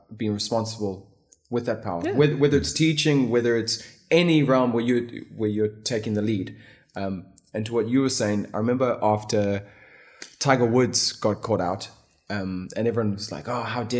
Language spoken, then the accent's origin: English; Botswana; moved away; also born or lived in South Africa; I grew up in Botswana. I went to school in South Africa.